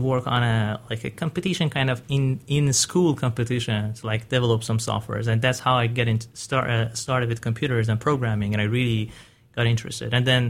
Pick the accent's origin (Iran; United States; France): Iran; I'm originally from Iran, and the first time I started working with computers, it was in my third year of high school.